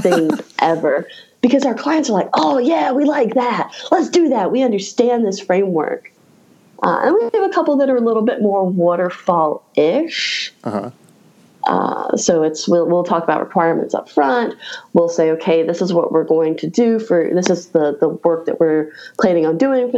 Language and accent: English; Raleigh, North Carolina, United States; my hometown of Raleigh, North Carolina